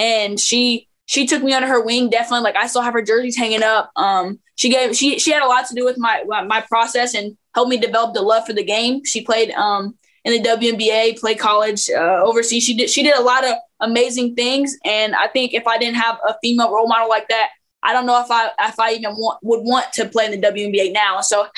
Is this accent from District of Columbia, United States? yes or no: no; Phoenix, Arizona, United States; also born or lived in Lincoln, Nebraska / Memphis, Tennessee; I was born in Lincoln, Nebraska. And then we were in Memphis quite a bit when I was younger, because I hooped a little bit, but I didn't really like hoop like that yet. Okay. So then we moved out to Phoenix, Arizona. And so I grew up a lot of there.